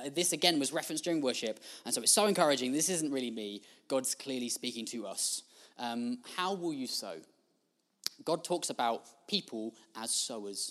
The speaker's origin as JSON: {"language": "English", "country": "United Kingdom", "said": "we're British"}